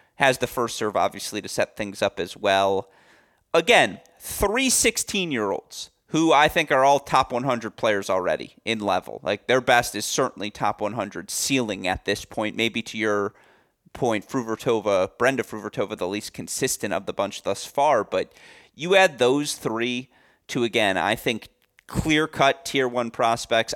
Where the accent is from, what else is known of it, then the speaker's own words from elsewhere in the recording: Michigan, United States; my home state of Michigan